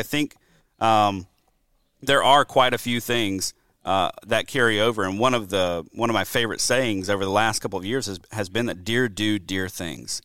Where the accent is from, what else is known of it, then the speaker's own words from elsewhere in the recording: Mobile, Alabama, United States; moved away as an adult; also born or lived in Louisiana / Wisconsin; now in Georgia, United States; I'm originally from the Deep South, originally from Mobile, Alabama.